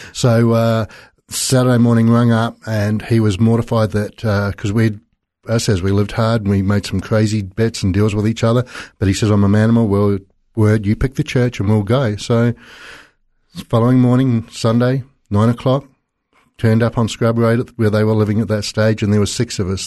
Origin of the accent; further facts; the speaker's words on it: South Island, New Zealand; I was born in the South Island in New Zealand